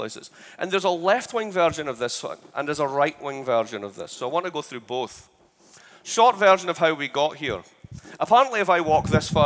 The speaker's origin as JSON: {"language": "English", "region": "Scotland", "country": "United Kingdom", "moved": "as an adult", "lives_now": "United States", "said": "I'm Scottish. So you might have a problem with the way I sound."}